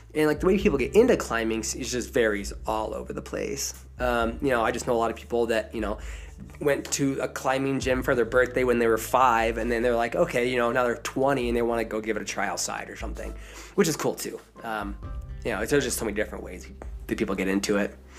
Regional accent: southern Idaho, United States; now in Colorado, United States; I am from Idaho, from southern Idaho. If you've seen Napoleon Dynamite, that's where I'm from

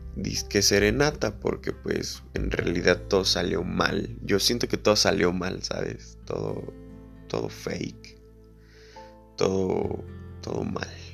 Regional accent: Mexico; todos los que somos de México

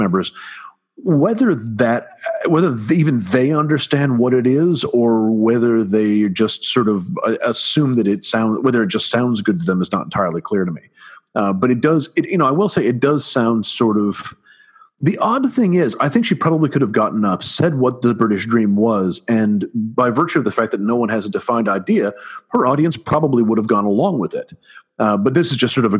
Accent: United States; also born or lived in United Kingdom; as an American

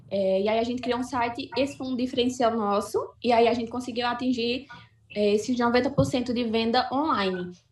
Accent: Santa Cruz do Capibaribe, Pernambuco, Brazil; eu sou aqui de Santa Cruz de Capibaribe, Pernambuco.

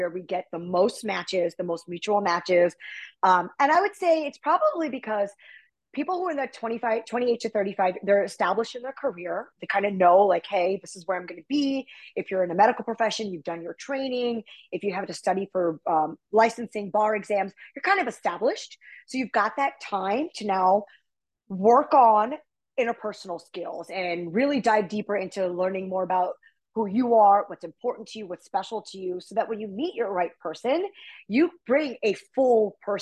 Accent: United States; I'm from America

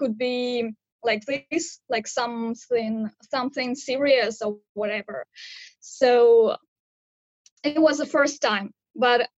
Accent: Pavlodar, Pavlodar Region, Kazakhstan; moved away as an adult; now in Hangzhou, China; I'm from Kazakhstan, but now I live in China

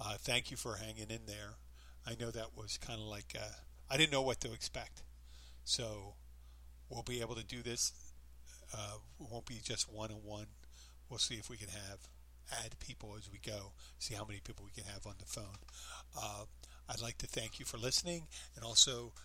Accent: Philadelphia, Pennsylvania, United States; now in Florida Keys, United States; I'm from Philly

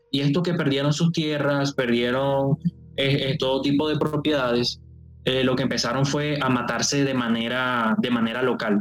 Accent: Colombian Caribbean coast, Colombia; un cartagenero, o sea, costeño, más o menos así como yo

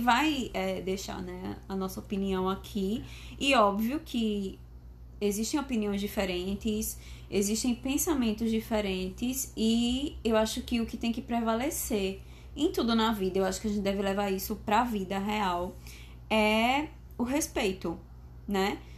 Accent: Maceió, Alagoas, Brazil; sou natural de Maceió, Alagoas, formada em fisioterapia

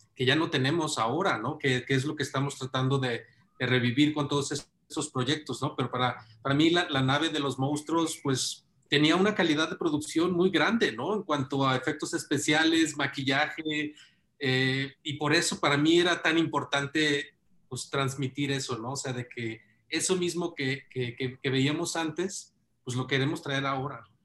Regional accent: Mexico; todos somos mexicanos

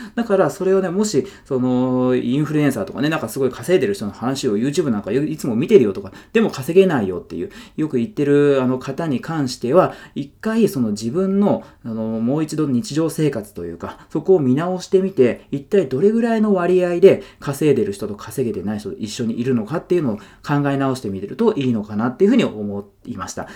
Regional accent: Yokohama, Kanagawa, Japan; 僕ずっと横浜に住んでて、で、地元が横浜で、今も横浜なんですけど

